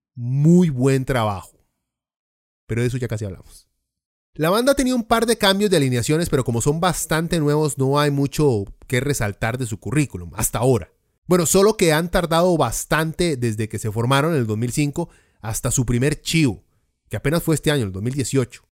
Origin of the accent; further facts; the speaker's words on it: Costa Rica; somos la Suiza centroamericana